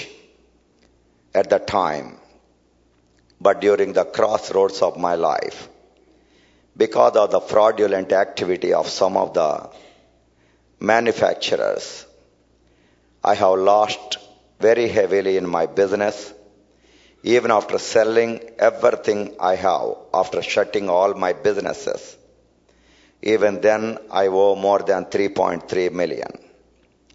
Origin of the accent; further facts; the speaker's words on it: India; I am from India